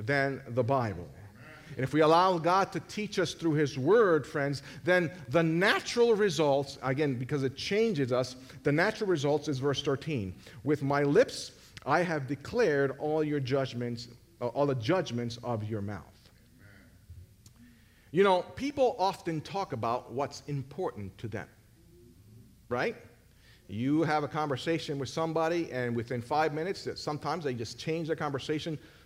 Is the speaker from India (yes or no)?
no; Puerto Rico; I'm from Puerto Rico.